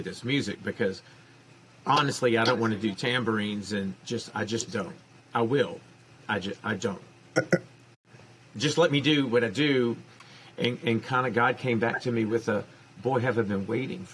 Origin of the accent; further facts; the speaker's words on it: New Orleans, Louisiana, United States; I was born and raised in New Orleans